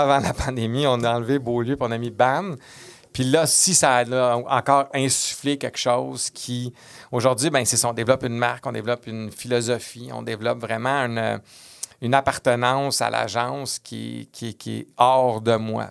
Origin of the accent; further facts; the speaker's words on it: Quebec City, Quebec, Canada; moved away; j'étais de Québec